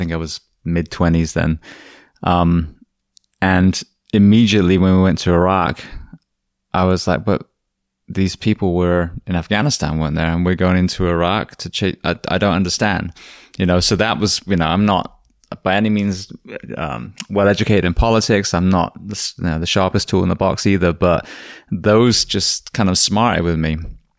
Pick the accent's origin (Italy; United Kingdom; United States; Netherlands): United Kingdom; England; moved away; Well, it was interesting because I came from England